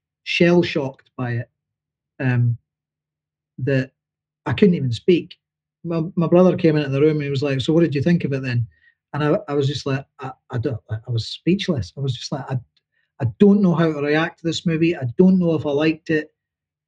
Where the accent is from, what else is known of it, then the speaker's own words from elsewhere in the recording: Dundee, Scotland, United Kingdom; moved away; as a working class boy growing up in Dundee